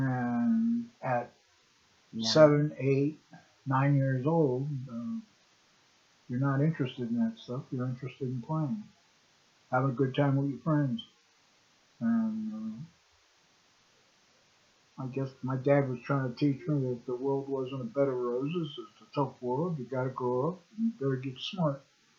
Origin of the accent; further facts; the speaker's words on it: New York City, New York, United States; born there; I was born in June 1947 in Queens General Hospital, New York, a suburb of New York City.